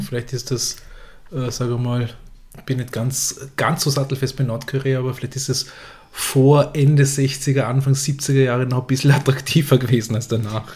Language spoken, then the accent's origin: German; Vorarlberg, Austria; moved away as an adult; now in Vienna, Austria; ich bin einer der wenigen Vorarlbergerinnen und Vorarlberger